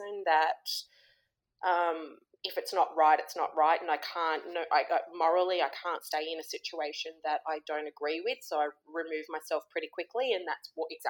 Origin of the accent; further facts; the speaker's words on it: Sydney, New South Wales, Australia; I grew up in Sydney